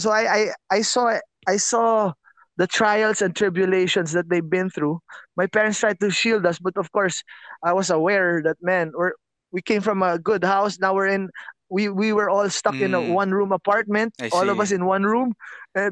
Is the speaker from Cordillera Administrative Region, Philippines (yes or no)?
no; Muntinlupa, Metro Manila, Philippines; I grew up in Alabang, and you know, a gated community.